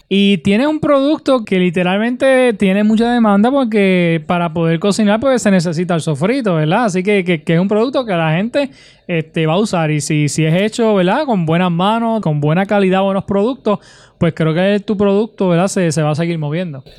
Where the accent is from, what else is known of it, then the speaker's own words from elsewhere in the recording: Utuado, Puerto Rico; mi pueblo de Utuado